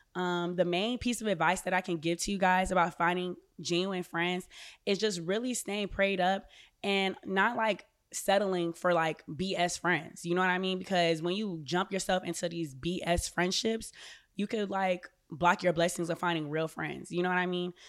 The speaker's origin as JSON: {"language": "English", "town": "Orlando", "region": "Florida", "country": "United States", "tie": "born or raised there", "moved": "as an adult", "said": "I grew up in Orlando, Florida."}